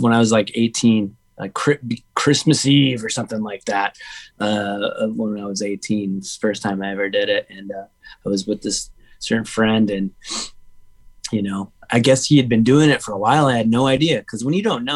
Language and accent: English; Huntington Beach, California, United States; also born or lived in Menifee, California; about middle school, I moved from Menifee to HB